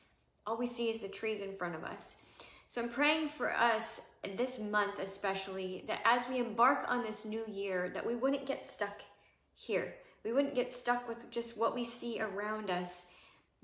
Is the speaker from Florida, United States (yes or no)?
no; Missouri, United States; I grew up in Missouri